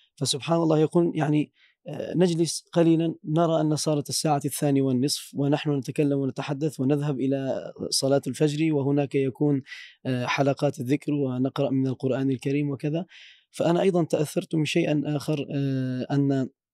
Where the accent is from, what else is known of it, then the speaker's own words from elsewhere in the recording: Turkey; Arabic is a second language; نحن كأتراك